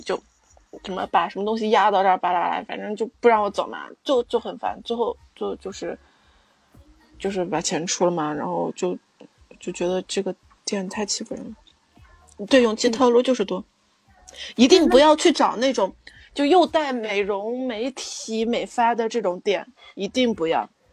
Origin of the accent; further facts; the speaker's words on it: Shaanxi, China; 就是我们陕西这边特有的